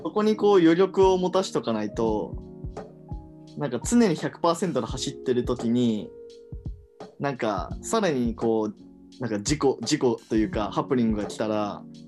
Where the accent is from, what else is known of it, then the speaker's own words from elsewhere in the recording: Hiroshima, Japan; now in Tokyo, Japan; 地元は広島県